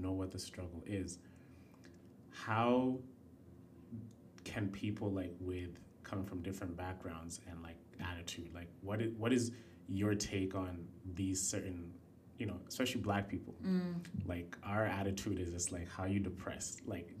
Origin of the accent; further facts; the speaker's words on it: Kenya; I come from Kenya. I've seen what the worst of the worst could be.